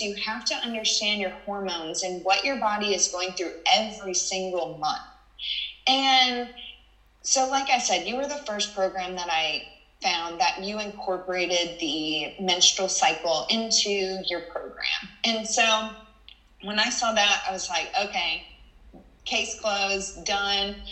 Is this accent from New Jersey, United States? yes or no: no; Texas, United States; I was from Texas